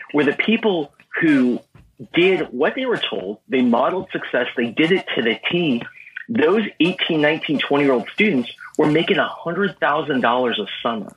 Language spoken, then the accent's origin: English; Southern California, United States; I grew up in Southern California. I'm right. a SoCal guy